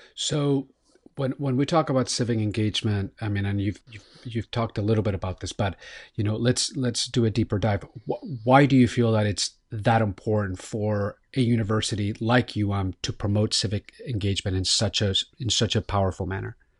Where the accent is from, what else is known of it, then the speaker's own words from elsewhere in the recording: Miami, Florida, United States; It's my hometown